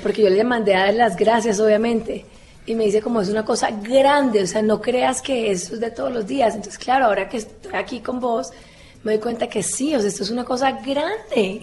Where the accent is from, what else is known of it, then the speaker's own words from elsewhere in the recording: Cali, Valle del Cauca, Colombia; accent: caleño; moved away; yo soy caleño